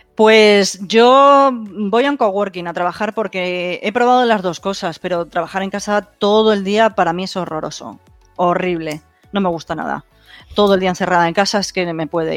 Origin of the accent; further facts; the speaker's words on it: Madrid, Community of Madrid, Spain; yo soy de Madrid, pero ahora estoy en Tarragona